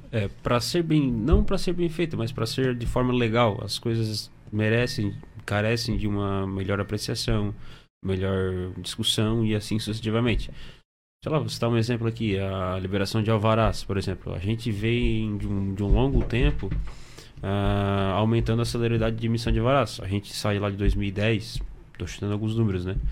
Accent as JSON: {"language": "Portuguese", "town": "Içara", "region": "Santa Catarina", "country": "Brazil", "said": "sou de Sara"}